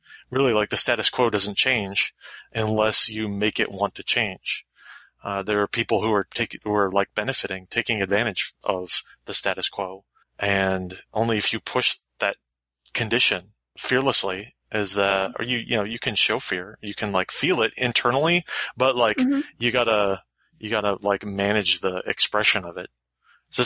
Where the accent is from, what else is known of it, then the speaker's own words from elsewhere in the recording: Florida, United States; moved away; also born or lived in West Coast; when I grew up in the South, I grew up in Florida